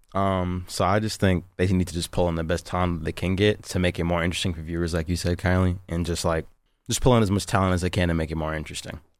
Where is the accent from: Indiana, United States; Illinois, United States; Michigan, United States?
Michigan, United States; West Bloomfield; I'm from West Bloomfield, Michigan.